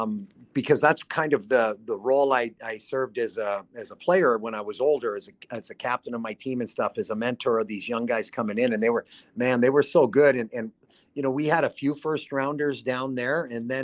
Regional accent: Whitecourt, Alberta, Canada; also born or lived in Calgary, Alberta; I'm from Northern Alberta, I was born in Calgary, but I'm from Whitecourt, Alberta, north of Edmonton.

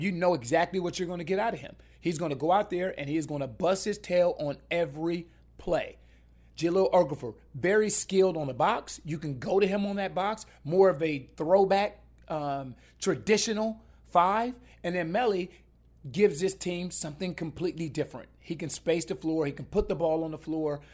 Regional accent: Columbus, Ohio, United States; I'm, I'm from Columbus, Ohio

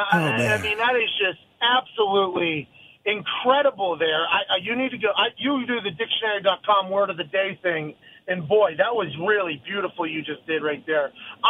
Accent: Pittsburgh, Pennsylvania, United States; I grew up in Pittsburgh, Pennsylvania, okay? I grew up playing backyard football, street football, telephone pole to telephone pole.

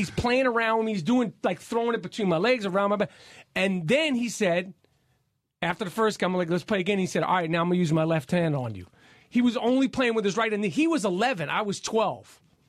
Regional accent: New York City, New York, United States; when we grew up in New York City

